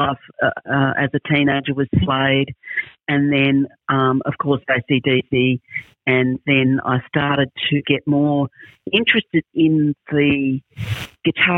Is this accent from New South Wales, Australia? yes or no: yes; Sydney, New South Wales, Australia; when I was about 5 or 6, moved to Sydney and lived in Bondi, which at that time was quite a different place than it is now